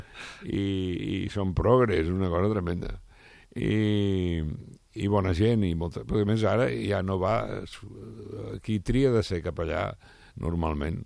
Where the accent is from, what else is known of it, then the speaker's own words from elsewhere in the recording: Barcelona, Catalonia, Spain; jo sóc de Sarrià